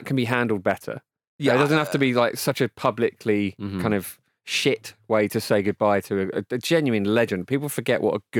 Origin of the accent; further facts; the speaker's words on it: England, United Kingdom; as English people